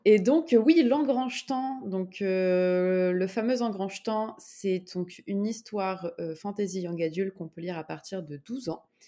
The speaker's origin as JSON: {"language": "French", "town": "Grenoble", "region": "Auvergne-Rhône-Alpes", "country": "France", "moved": "as an adult", "lives_now": "Montreal, Canada", "said": "je suis grenobloise."}